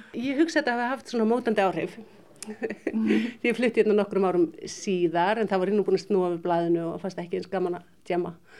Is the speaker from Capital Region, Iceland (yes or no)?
no; Ólafsvík, Western Region, Iceland; moved away as an adult; now in Ísafjörður, Iceland; þá var ég búsett í Ólafsvík, sem, sem er heimabærin minn